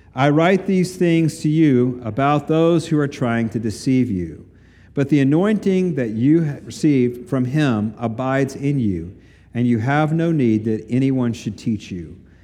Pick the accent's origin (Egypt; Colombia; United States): United States; East Tennessee; moved away; the little county I grew up in in East Tennessee